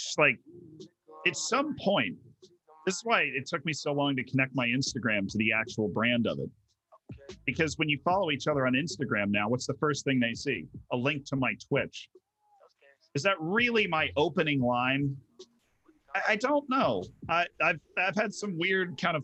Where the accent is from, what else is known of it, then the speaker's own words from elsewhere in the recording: Florida, United States; first language English; I grew up in Florida